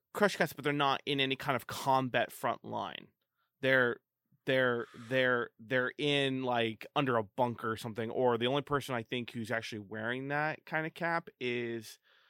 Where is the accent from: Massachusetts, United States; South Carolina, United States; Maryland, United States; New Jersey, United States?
Maryland, United States; I'm from Maryland. I butcher every pronunciation possible.